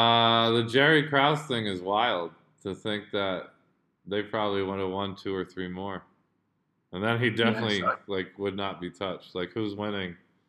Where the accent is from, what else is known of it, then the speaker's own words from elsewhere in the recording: Jakarta, Indonesia; and granted, I grew up in Jakarta. Like, I was watching Star Sports.